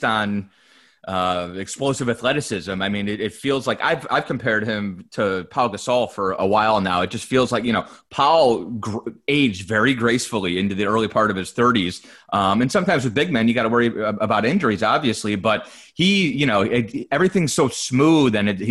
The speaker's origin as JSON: {"language": "English", "town": "Cleveland", "region": "Ohio", "country": "United States", "tie": "born or raised there", "moved": "as an adult", "lives_now": "Orlando, United States", "said": "I grew up in Cleveland"}